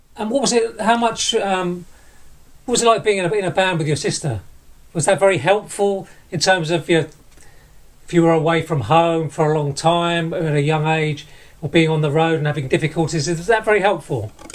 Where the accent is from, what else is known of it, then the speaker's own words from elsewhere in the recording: Barking, London, United Kingdom; I went to primary and secondary school with Shelley in Barking, where we both grew up